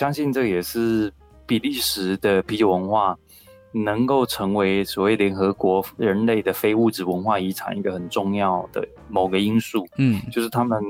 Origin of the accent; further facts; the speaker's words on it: Taiwan; 然后我觉得这些可爱的天主教修士，我觉得一定是像我们台湾人说的这种最 key 刚